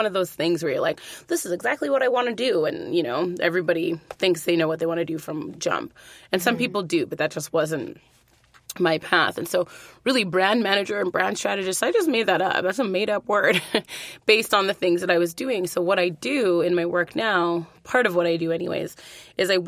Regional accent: Edmonton, Alberta, Canada; I'm from Edmonton originally

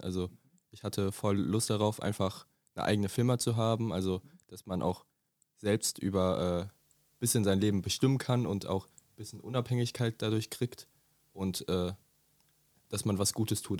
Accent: Dietzenbach, Hesse, Germany; Ich komme aus Dietzenbach

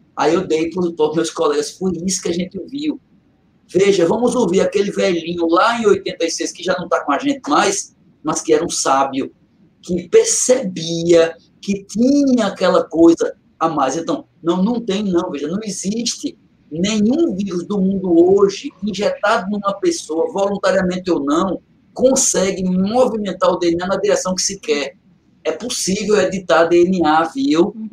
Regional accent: Catende, Pernambuco, Brazil; moved away; é feito eu digo de Catente, né? já ouvi eu dizer muitas vezes da minha terrinha, eu saí do mato, mas o mato não saiu de mim

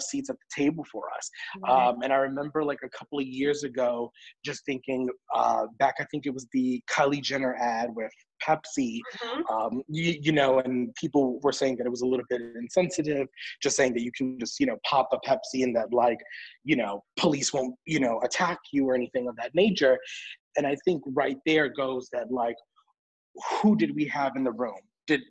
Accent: New York, United States; I'm a kid from the Bronx, from New York.

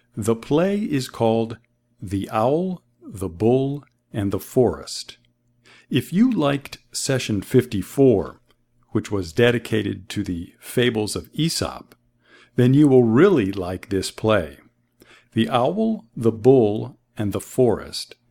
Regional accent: Boston, Massachusetts, United States; I'm from the United States, the city of Boston.

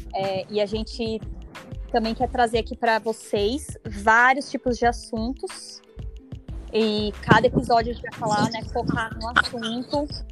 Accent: São Paulo, Brazil; eu nasci e cresci em São Paulo, na Coab 1, Arthur Alvim, Zona Leste

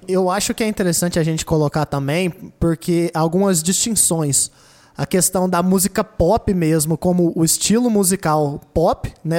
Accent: Goiânia, Goiás, Brazil; a gente é de Goiânia

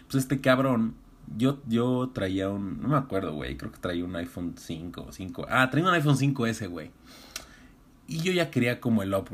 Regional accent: Iztacalco, Mexico City, Mexico; yo soy libanés, bueno, o sea, yo soy distacalco, pero, pero no, no, mi tatarabuelo era de, era de Líbano

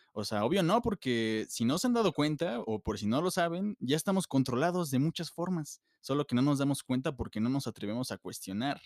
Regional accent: Mexico; nosotros como mexicanos tenemos un ego súper altísimo.

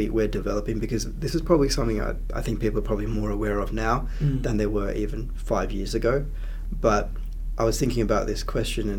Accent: Canberra, Australian Capital Territory, Australia; also born or lived in Sri Lanka; When I grew up in the early 90s in Canberra, there were not too many other brown kids around

